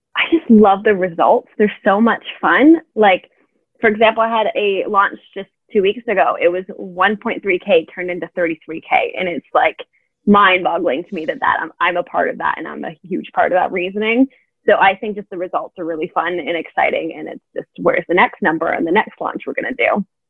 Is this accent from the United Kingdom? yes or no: no; Canada; now in Europe; I am a Canadian entrepreneur